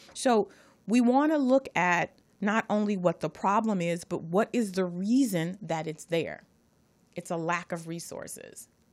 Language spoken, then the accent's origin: English; Los Angeles, California, United States; I'm from Watts